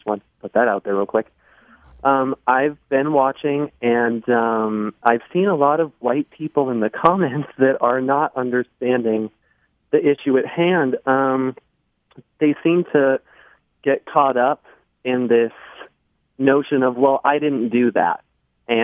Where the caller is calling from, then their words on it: Iowa, United States; I'm from Iowa.